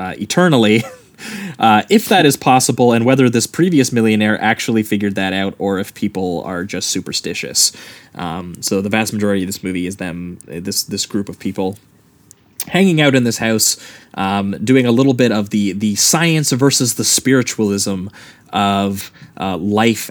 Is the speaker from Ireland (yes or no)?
no; Canada; being Canadian boys